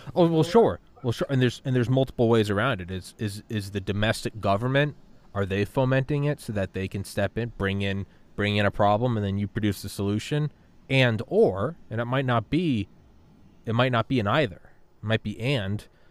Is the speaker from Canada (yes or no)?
no; Ireland; now in United States; I'm an immigrant. I'm an Irish immigrant